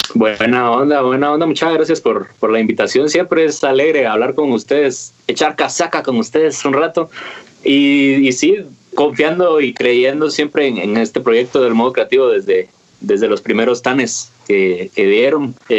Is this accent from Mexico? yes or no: no; Guatemala; como guatemaltecos